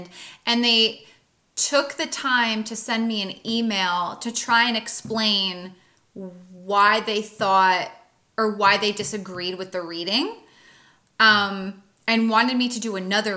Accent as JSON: {"language": "English", "region": "East Coast", "country": "United States", "said": "I'm from the East Coast and we are assertive in our communication"}